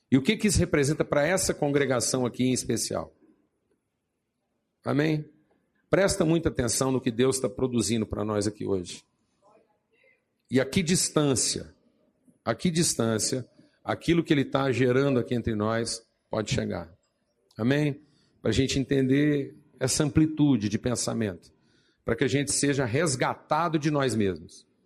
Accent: Zahle, Beqaa, Lebanon; fui trabalhar no meu ministério na minha terra natal em Zahlen.

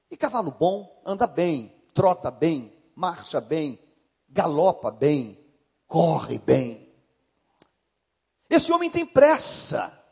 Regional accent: Rio de Janeiro, Brazil; Você é da onde? Eu sou do Rio, estou aqui hospedado no hotel tal.

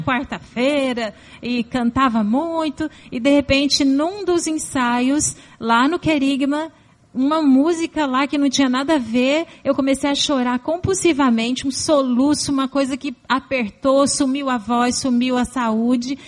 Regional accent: São Paulo, Brazil; Eu nasci em São Paulo, capital. lá pros lados de Santo Amaro

